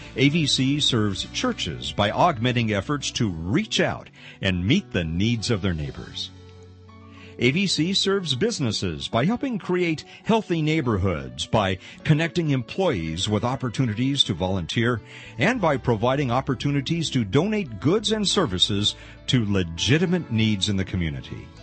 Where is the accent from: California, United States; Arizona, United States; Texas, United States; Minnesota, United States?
California, United States; Pasadena; moved away; I grew up in LA in Pasadena